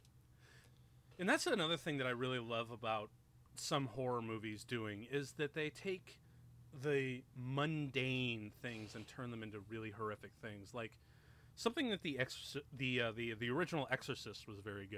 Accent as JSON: {"language": "English", "area": "outer Chicago suburbs", "region": "Illinois", "country": "United States", "tie": "born or raised there", "said": "I grew up in the outer Chicago land, like the outer Chicago suburbs"}